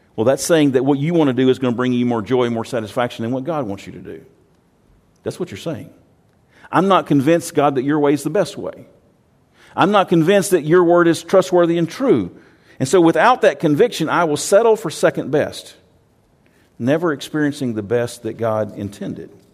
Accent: Texas, United States; I'm from Texas

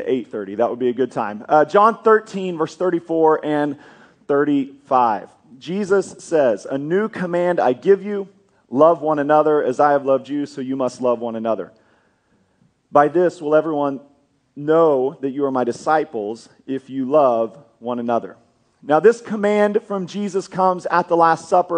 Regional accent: Kansas, United States; moved away as an adult; now in Oklahoma, United States; I grew up in Kansas

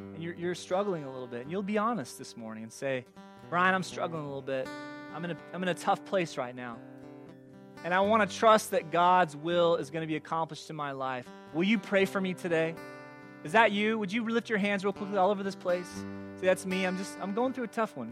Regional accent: California, United States; moved away as an adult; also born or lived in Gresham, Oregon; I grew up in California

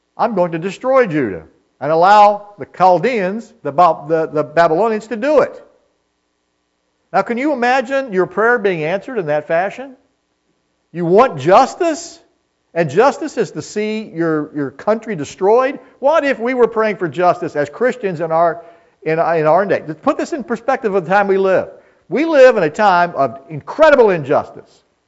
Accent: United States; we are as American people

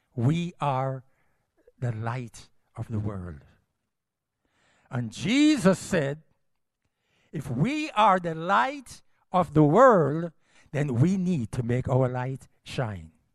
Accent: Jamaica; also born or lived in United States; I'm a Jamaican

